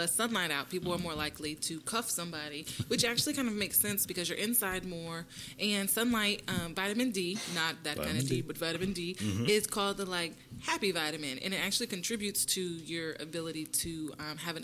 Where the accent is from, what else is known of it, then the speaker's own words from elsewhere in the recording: Kansas, United States; also born or lived in New York; now in Texas, United States; I'm from Kansas, and so I actually don't feel it quite as much here in Texas